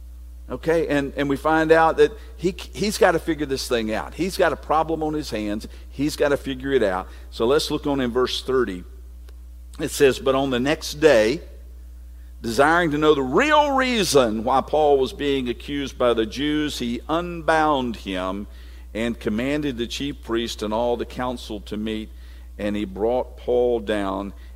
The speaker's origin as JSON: {"language": "English", "country": "United States", "tie": "born or raised there", "said": "I'm a citizen of the United States is because I was born here"}